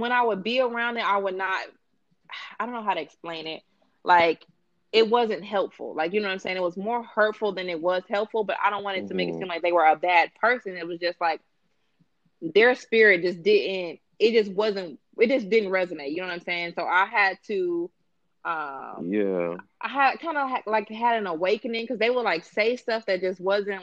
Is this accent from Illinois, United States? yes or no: yes; Chicago, Illinois, United States; moved away as an adult; I moved away from Chicago when I was 25